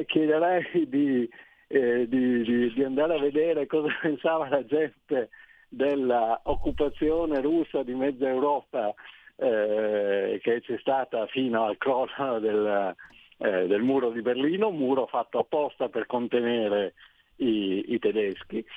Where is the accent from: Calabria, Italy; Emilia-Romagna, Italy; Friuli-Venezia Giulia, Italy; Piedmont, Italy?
Friuli-Venezia Giulia, Italy; Trieste; sono di Trieste